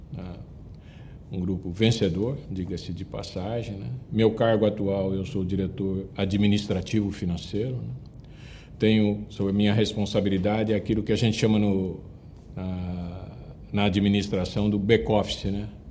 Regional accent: Andradina, São Paulo, Brazil; moved away as an adult; now in São Paulo, Brazil; passei minha infância, como disse, na minha cidade natal, em Andradina, né, interior de São Paulo

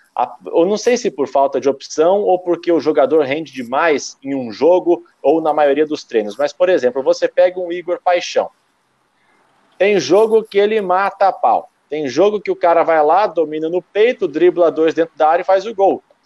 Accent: Londrina, Paraná, Brazil; also born or lived in São Paulo / Piracicaba / Campinas / Joinville; eu sou de Londrina. Eu fiquei aqui até os meus 18, quase 19 anos de idade

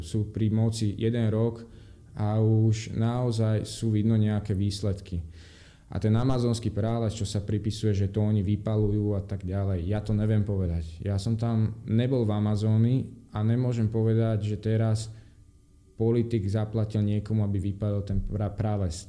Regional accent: Slovakia; moved away as an adult; also born or lived in Denmark; now in Brazil; Slovensko povieš

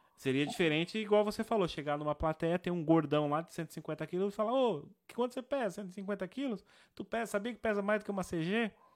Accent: Brazil; eu gosto de dizer que eu sou brasileiro

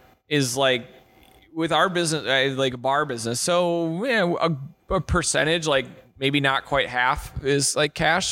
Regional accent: Wisconsin, United States; There's no judge. Check my ID. I'm from Wisconsin.

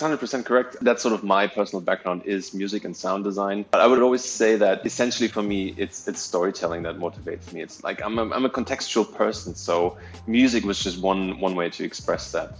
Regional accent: Berlin, Germany; moved away as an adult; also born or lived in Austria; now in Singapore; I was born in East Berlin. So I, I was still I was I'm still old enough to be born in a country that doesn't exist anymore. Right. So I'm originally from from that part, but yeah, I grew up in Berlin and lived there for until I was like 22

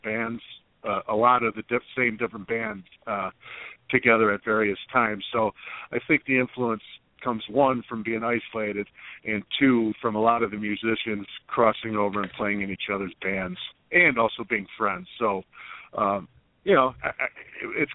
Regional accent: Chicago, Illinois, United States; a young punk rock kid growing up in Chicago

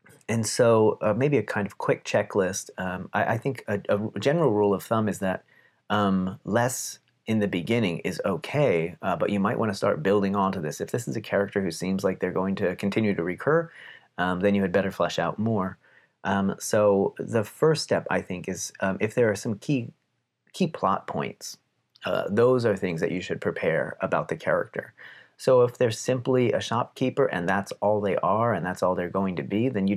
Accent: Palmerton, Pennsylvania, United States; also born or lived in Texas; But Pennsylvanians, especially where I'm from, have a certain way of speaking. And shout out to the Palmerton area in particular for the Pennsylvania Dutch

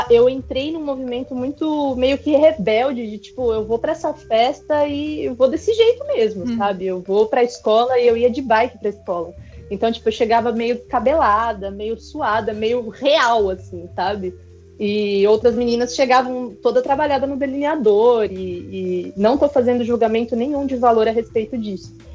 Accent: São Paulo, Brazil; moved away as an adult; now in Japan; eu moro no Japão, eu tô aqui há um ano, mas eu sou nascida e criada na Zona Leste de São Paulo

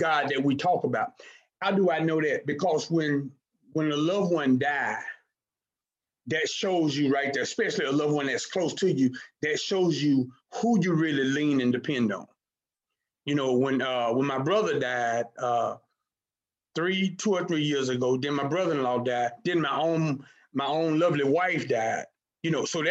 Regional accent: Hattiesburg, Mississippi, United States; now in Houston, United States; born and raised in Hattiesburg, Mississippi, moved to Houston in 2008

